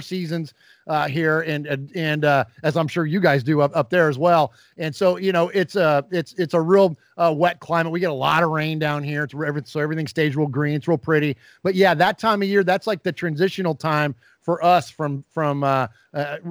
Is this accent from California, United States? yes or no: yes; San Jose, California, United States; also born or lived in Middle Tennessee; now in Nashville, United States; I'm originally from the Bay Area. I'm from San Jose, California, born and raised